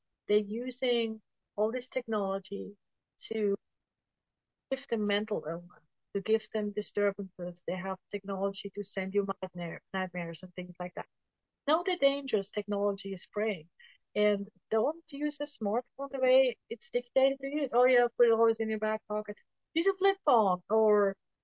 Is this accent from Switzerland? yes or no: yes; Switzerland; now in United States; where I grew up in Switzerland